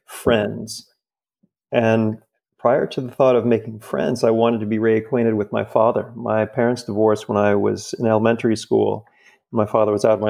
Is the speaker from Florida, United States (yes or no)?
yes; Fort Lauderdale, Florida, United States; now in New York, United States; I grew up in Fort Lauderdale